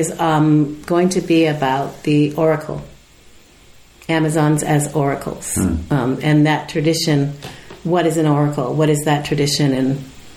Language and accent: English; United States; I'm not Italian, so I'm also, you know, I'm American.